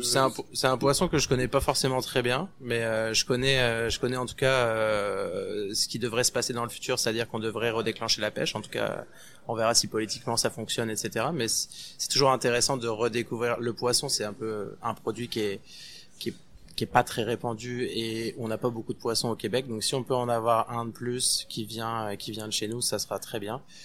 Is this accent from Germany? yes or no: no; France; moved away as an adult; now in Montreal, Canada; on est français, on en a déjà une belle de gastronomie